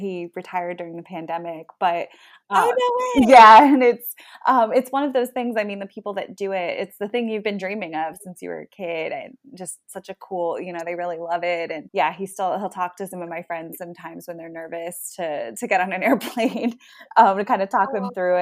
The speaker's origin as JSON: {"language": "English", "region": "Florida", "country": "United States", "said": "I'm a Floridian"}